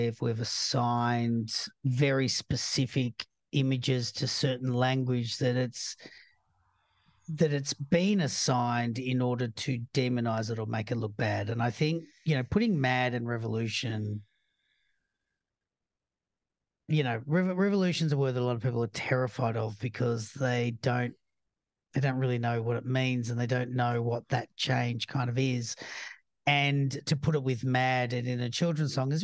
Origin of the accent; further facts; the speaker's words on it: Australia; I'm Australian